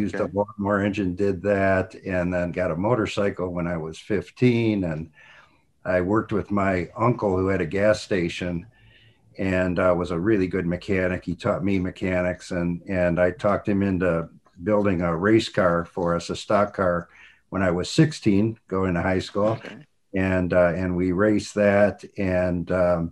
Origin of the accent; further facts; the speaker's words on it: Cleveland, Ohio, United States; I grew up in Cleveland, Ohio